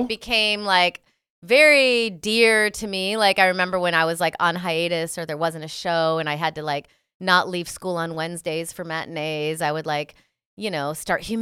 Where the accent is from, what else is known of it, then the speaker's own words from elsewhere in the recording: Rockford, Illinois, United States; I'm from Rockford, Illinois